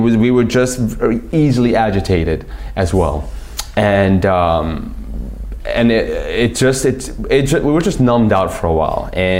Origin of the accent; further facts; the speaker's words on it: New York, United States; I'm from New York.